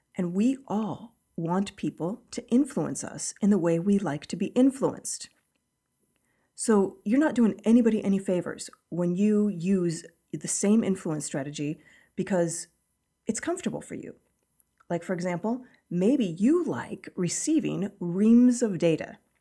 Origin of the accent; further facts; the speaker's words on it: Kansas, United States; I grew up in Kansas